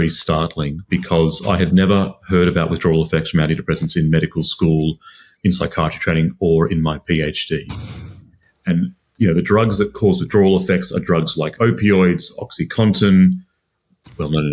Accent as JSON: {"language": "English", "town": "Sydney", "region": "New South Wales", "country": "Australia", "tie": "born or raised there", "moved": "as an adult", "lives_now": "London, United Kingdom", "said": "I'm another Aussie living in London at the moment. I grew up in Sydney"}